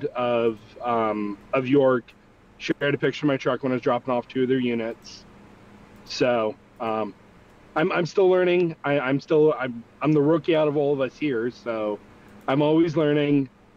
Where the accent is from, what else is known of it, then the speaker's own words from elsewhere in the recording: Canada; I am Canadian. I'm the hot bothered Canadian